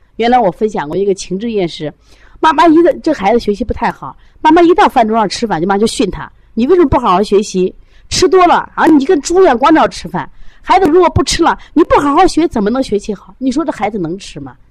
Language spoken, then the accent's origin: Chinese; Shandong, China; now in Shaanxi, China; 我本身山东，山东人啊，就吃馍，吃饼啊